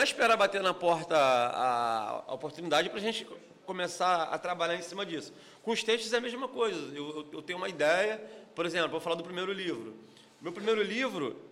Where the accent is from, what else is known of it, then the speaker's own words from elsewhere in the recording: Rio de Janeiro, Brazil; eu, morador de Antares, na né, época cresci em Antares